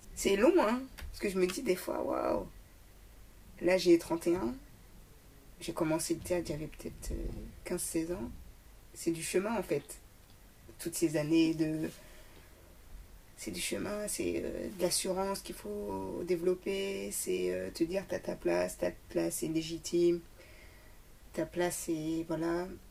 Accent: Paris, Île-de-France, France; je suis parisienne

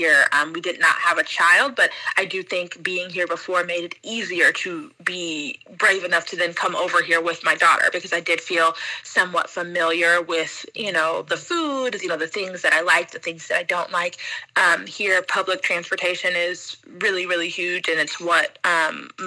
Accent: Atlanta, Georgia, United States; moved away as an adult; also born or lived in Miami; now in Japan; We're actually both from Atlanta

